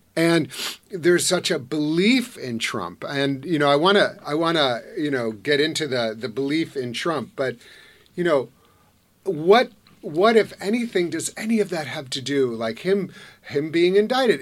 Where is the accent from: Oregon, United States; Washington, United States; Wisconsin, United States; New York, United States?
Wisconsin, United States; Madison; I'm from Wisconsin